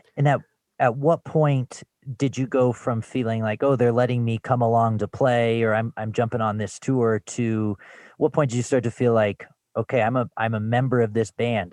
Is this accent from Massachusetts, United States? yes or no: no; Louisville, Colorado, United States; I grew up in Louisville, just outside of Boulder.